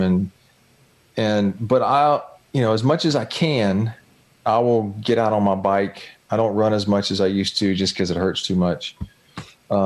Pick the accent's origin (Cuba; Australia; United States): United States; Jacksonville, Florida; I grew up on the St. John's River here in Jacksonville.